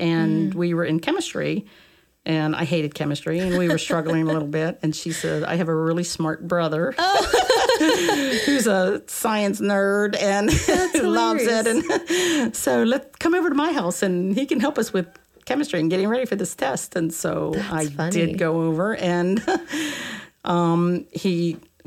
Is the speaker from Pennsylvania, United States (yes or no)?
yes; Indiana, Pennsylvania, United States; I grew up in Indiana, Pennsylvania, small town